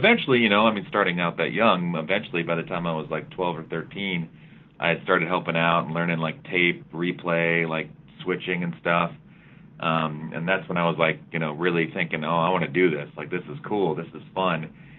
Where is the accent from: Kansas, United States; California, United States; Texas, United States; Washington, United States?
California, United States; Cupertino; moved away; Yeah, I grew up in the San Francisco Bay Area. I'm from Cupertino, California, which is the home of Apple Computer.